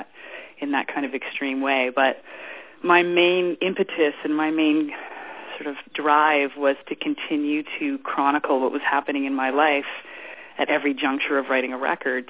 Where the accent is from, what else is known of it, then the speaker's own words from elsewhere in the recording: Ottawa, Ontario, Canada; moved away as an adult; also born or lived in Los Angeles; I was born in Ottawa, Canada, and then I eventually arrived in Los Angeles when I was 19